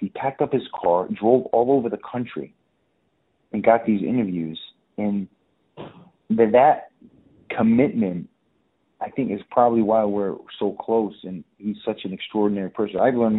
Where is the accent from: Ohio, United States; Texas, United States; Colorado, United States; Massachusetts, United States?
Massachusetts, United States; Fall River; he made a film about my life from growing up in Fall River to the NFL and Miami and anatomy.